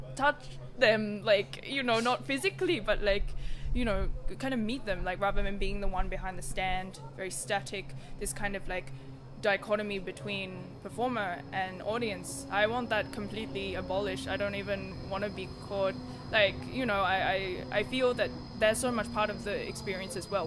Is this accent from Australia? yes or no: yes; Sydney, New South Wales, Australia; now in Basel, Switzerland; I am from Australia originally, Sydney, Australia. Um, Gadigal land, um, indigenous country, um, and I currently live in Basel.